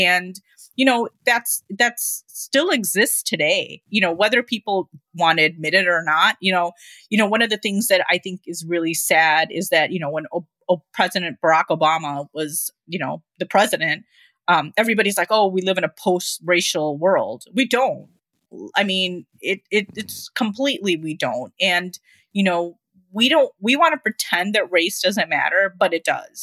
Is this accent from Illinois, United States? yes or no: yes; Lincolnwood, Illinois, United States; I grew up in Lincolnwood, right outside of Chicago.